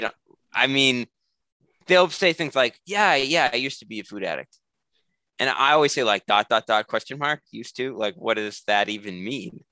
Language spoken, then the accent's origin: English; New England, United States; I'm from New England, like it's relatively cold in the winter